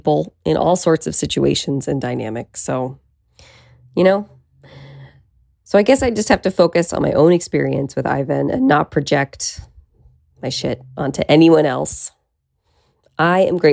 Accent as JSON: {"language": "English", "town": "Petaluma", "region": "California", "country": "United States", "tie": "born or raised there", "moved": "yes", "lives_now": "Los Angeles, United States", "said": "be all the way in Petaluma, California. That's my hometown"}